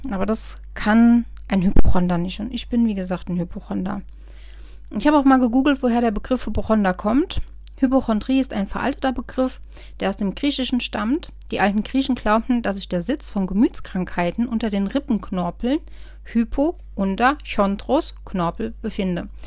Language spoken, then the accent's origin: German; Rhineland-Palatinate, Germany; hier im Westerwald, ich komme ja aus dem Westerwald, kannte mich jeder Arzt im Prinzip.